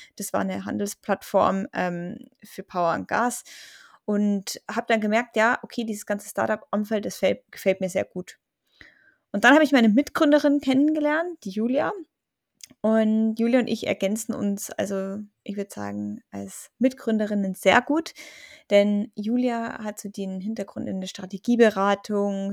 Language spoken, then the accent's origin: German; Germany; bei uns in Deutschland